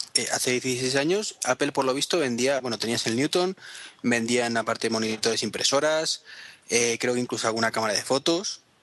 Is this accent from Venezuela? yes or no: no; Spain; somos los españoles